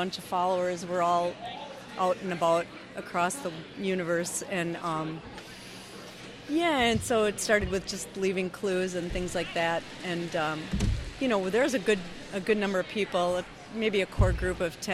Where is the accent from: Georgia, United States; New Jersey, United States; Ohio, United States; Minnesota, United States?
Minnesota, United States; Minneapolis; I'm from Minneapolis